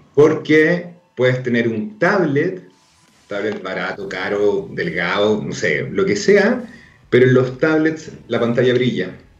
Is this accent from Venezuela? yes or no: no; Arica, Arica y Parinacota, Chile; Yo crecí en Arica